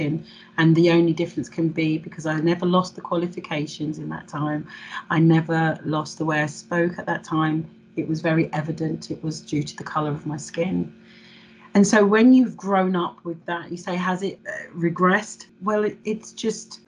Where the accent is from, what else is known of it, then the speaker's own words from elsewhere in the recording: England, United Kingdom; I was born in England and therefore I'm English